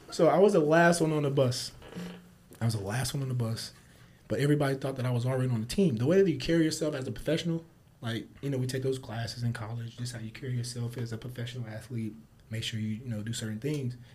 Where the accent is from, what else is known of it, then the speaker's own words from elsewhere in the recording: Kansas City, Missouri, United States; moved away as an adult; now in Phoenix, United States; my hometown. Yeah, I'm hometown. from Kansas City.